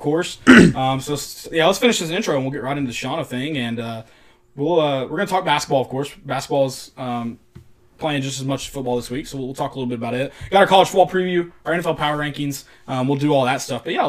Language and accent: English; the South, United States; we're from the South